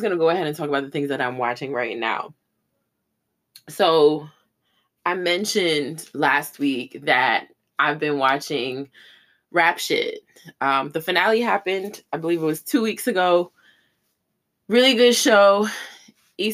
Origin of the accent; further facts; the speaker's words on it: New York, United States; I'm a New York girl